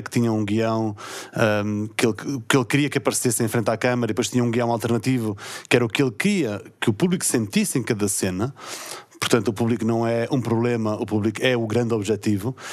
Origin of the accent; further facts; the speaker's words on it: São Miguel, Azores, Portugal; accent: Micaelense; moved away as an adult; also born or lived in mainland Portugal; Eu sou de São Miguel, falei a minha vida toda antes de viver para o continente com pronúncia